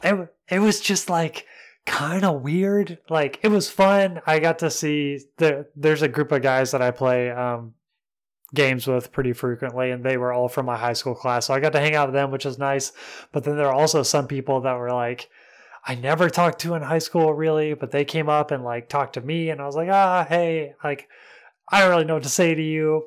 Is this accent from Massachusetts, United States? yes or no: no; Mentone, Alabama, United States; moved away; my hometown, Mentone, and it was thirty minutes away from my house